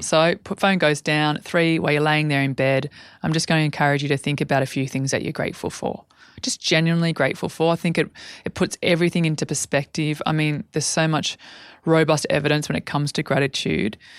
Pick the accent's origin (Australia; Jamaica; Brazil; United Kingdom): Australia; Albury, New South Wales; when I was a young girl growing up in Aubrey.